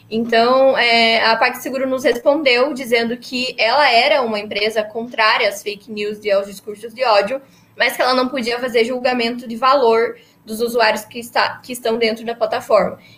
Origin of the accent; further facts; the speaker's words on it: Ponta Grossa, Paraná, Brazil; a gente nasceu é, em Ponta Grossa mesmo, vivemos a vida inteira lá